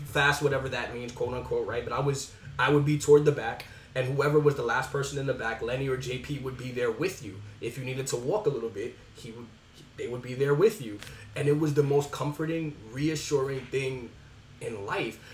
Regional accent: New York City, New York, United States; born and raised in the Bronx

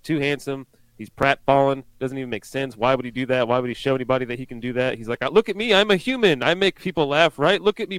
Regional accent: United States; I'm the American

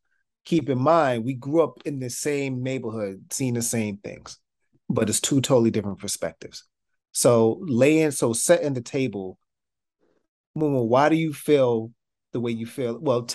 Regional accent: New York City, New York, United States; Grew up together in Soundview

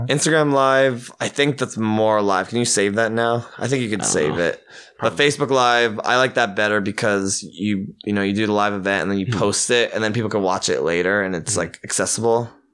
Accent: Hawaii, United States; moved away; growing up in Hawaii, we have kind of a beachy mentality.

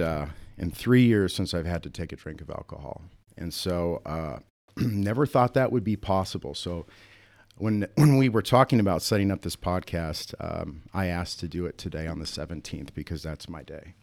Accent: Sioux Falls, South Dakota, United States; moved away as an adult; also born or lived in Atlanta / Houston, Texas / Austin, Texas / Minneapolis; I grew up here in Sioux Falls

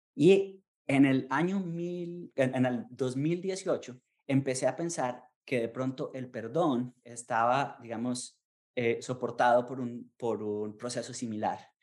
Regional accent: Colombia; now in United States; como colombiano

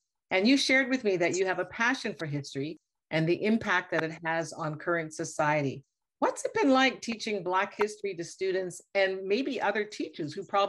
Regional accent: Nova Scotia, Canada; I come from Nova Scotia, from the east coast of Canada

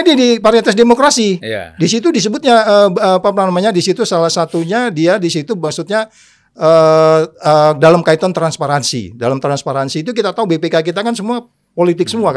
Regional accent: Pematangsiantar, North Sumatra, Indonesia; also born or lived in Simalungun; Aku lahirnya kan di Siantar

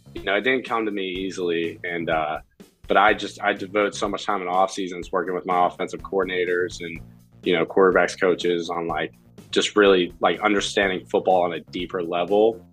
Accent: Pittsburgh, Pennsylvania, United States; Pittsburgh guy, born and raised

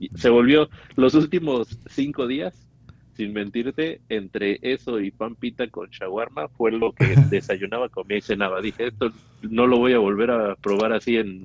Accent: Pachuca, Hidalgo, Mexico; moved away as an adult; now in United States; soy de Pachuca, Pachuca Hidalgo

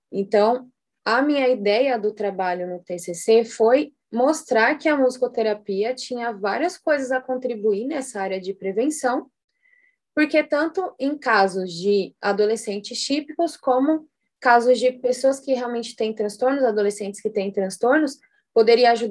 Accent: São Paulo, Brazil; Eu sou de São Paulo.

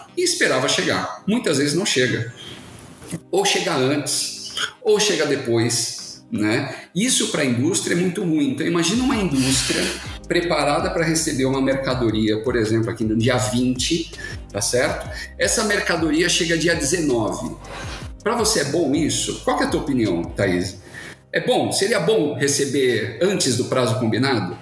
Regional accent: Santos, São Paulo, Brazil; Sou de Santos, santista apaixonado de coração

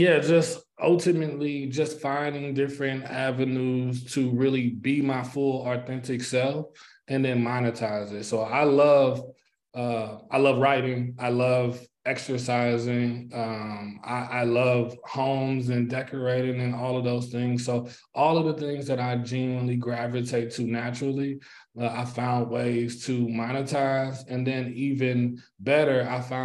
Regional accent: St. Louis, Missouri, United States; I am from St. Louis, Missouri. I grew up in Moline Acres in the Riverview Garden School District

